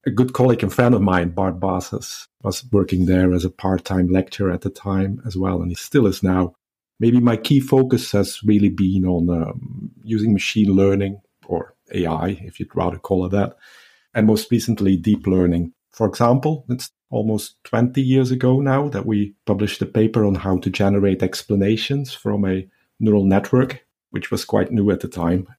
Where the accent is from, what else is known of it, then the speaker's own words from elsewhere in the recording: Belgium; moved away as an adult; now in Southampton, United Kingdom; It was back in two thousand and four that I moved from my home country, Belgium, where I did my P H D at K L Irvine to the U K